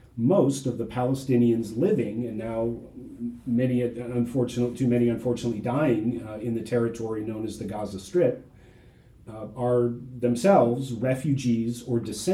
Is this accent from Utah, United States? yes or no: no; Ohio, United States; also born or lived in Fort Collins, Colorado; now in Houston, United States; So I'm originally from Ohio. I'm an Ohio State Buckeye.